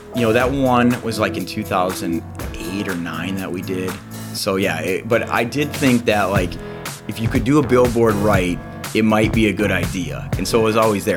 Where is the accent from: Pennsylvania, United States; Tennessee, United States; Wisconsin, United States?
Wisconsin, United States; Green Bay; also born or lived in Eau Claire, Wisconsin / Sheboygan, Wisconsin / Stevens Point, Wisconsin / Minnesota; I grew up in Green Bay. I lived in Sheboygan before that, so I was kinda Eastern Wisconsin guy, even though I was born in Western Wisconsin